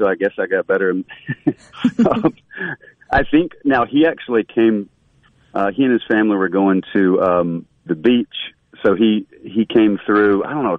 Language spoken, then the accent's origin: English; Mississippi, United States; outside of, my little bubble in Mississippi or sort of the South, people always would say, you know, where are you from? You're whatever. They would comment on it anyway.